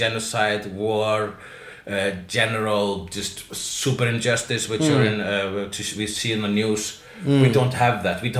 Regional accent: Iceland; I'm Icelandic.

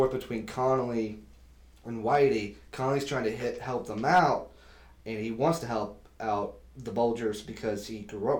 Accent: Florida, United States; Because I grew up in Florida

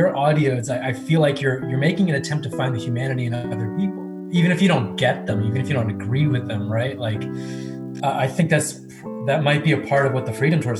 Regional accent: Cincinnati, Ohio, United States; born or raised there; also born or lived in India

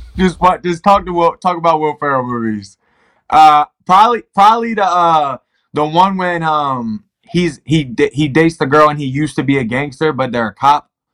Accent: Baltimore, Maryland, United States; moved away as an adult; also born or lived in Ohio; I've come from Baltimore City where not a lot of people make it out. I'm doing a lot of things that a lot of people aren't doing from my hometown

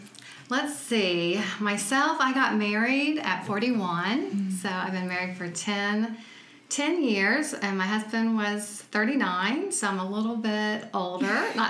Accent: Dayton, Ohio, United States; born there; also born or lived in Austin; And I was born in Dayton, though, and so I'm part Northern.

